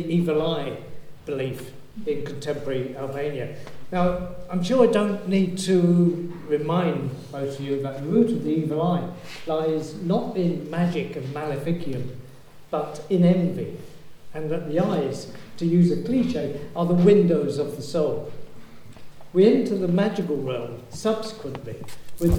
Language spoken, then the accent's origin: English; Yorkshire and the Humber, United Kingdom; you can tell I come from Yorkshire